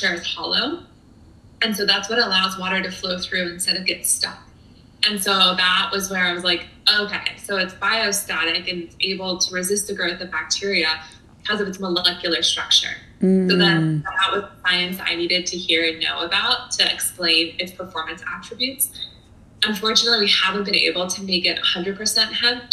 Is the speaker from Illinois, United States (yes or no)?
no; Florida, United States; moved away as an adult; also born or lived in San Diego; I grew up in Florida